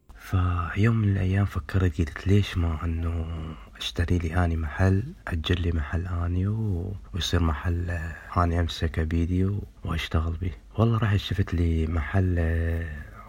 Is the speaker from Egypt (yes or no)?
no; Iraq; moved away as an adult; من العراق